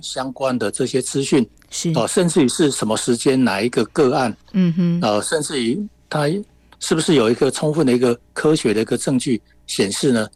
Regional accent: Taiwan; 在我们台湾这边

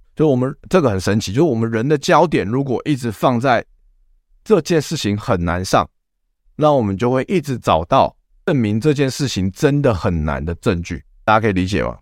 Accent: Taiwan; 我们台湾人奴性又这么强

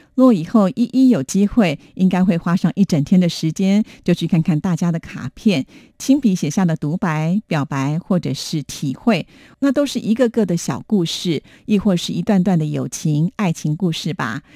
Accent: Taipei, Taiwan; 我从小住在大直

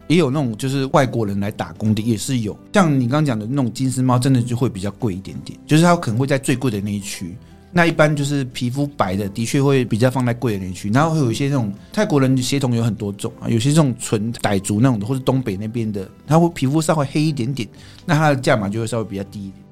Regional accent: Taiwan; 我们台湾人是比较含蓄一点

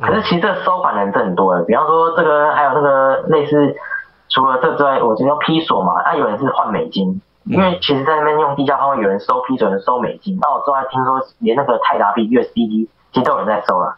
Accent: Taiwan; 那我是台湾人，那我跟你做同样的工作

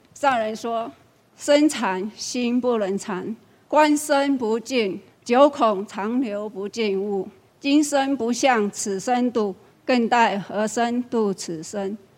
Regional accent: Guilin, Guangxi, China; moved away as an adult; now in Taiwan; 我来自大陆广西桂林，二十多年前来台湾，

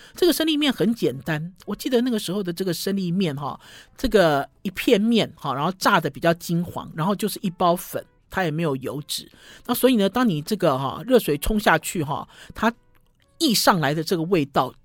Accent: Taiwan; 我们台湾

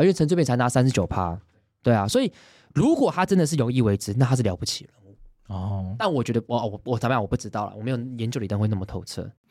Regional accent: Taiwan; 我们身为一个台湾人

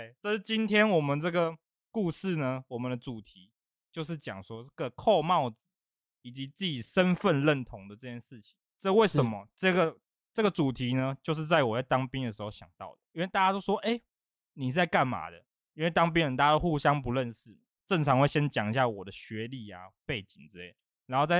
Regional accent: northern Taiwan, Taiwan; moved away; 就因为我是北部人，然后我在台中生活，

